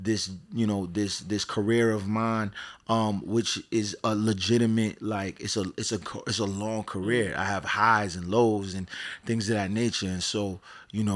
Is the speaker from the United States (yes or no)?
yes; Providence, Rhode Island, United States; also born or lived in Pawtucket, Rhode Island; I'm born and raised in Providence, Rhode Island